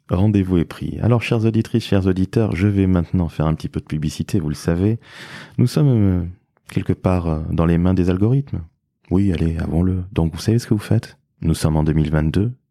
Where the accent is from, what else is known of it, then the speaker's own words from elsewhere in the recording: Toulouse, Occitania, France; Et oui, forcément, je suis originaire de Toulouse.